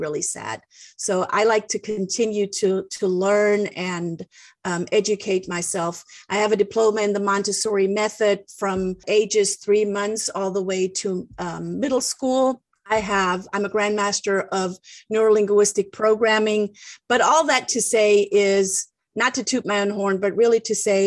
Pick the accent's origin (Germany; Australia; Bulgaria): Germany; English is a second language; moved away as an adult; now in United States; I was born and raised in Germany and am now living the American dream.